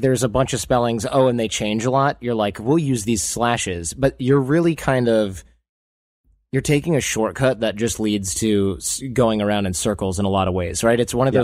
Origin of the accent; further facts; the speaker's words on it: United States; accent: American; I'm American, and that's how I sound